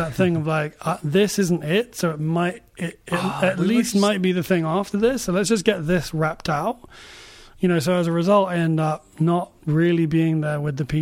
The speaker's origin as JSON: {"language": "English", "region": "London", "country": "United Kingdom", "tie": "born or raised there", "moved": "as an adult", "lives_now": "Los Angeles, United States", "said": "I was born in London and I moved out here"}